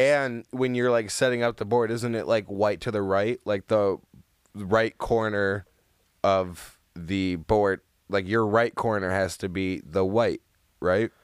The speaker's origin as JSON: {"language": "English", "area": "Holland or Grand Rapids", "region": "Michigan", "country": "United States", "said": "I'm only from Holland or Grand Rap-"}